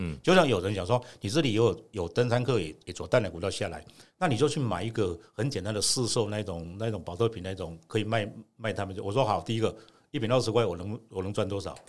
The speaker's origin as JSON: {"language": "Chinese", "town": "Gongliao", "region": "New Taipei", "country": "Taiwan", "tie": "born or raised there", "said": "我们就是生在这边，长在这边"}